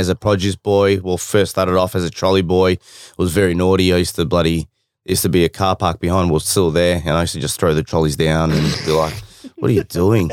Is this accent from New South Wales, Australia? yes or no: no; Windsor, Victoria, Australia; I grew up in Windsor